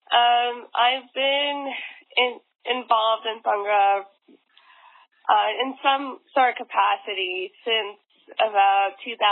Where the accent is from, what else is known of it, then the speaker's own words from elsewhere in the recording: Vancouver, British Columbia, Canada; moved away as an adult; now in Washington, DC, United States; I'm currently in Vancouver right now. Uh, like just for the, uh, the audience, I'm I'm from Vancouver, but I live in DC.